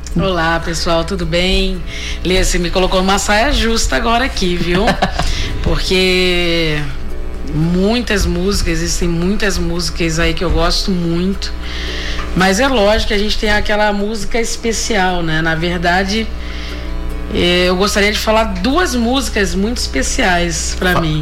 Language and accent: Portuguese; Rio de Janeiro, Brazil; como uma boa carioca, em casa tinha muita música e os meus pais sempre gostaram muito da bossa nova, né? Então era o samba, a bossa nova, então eu cresci ouvindo muita música boa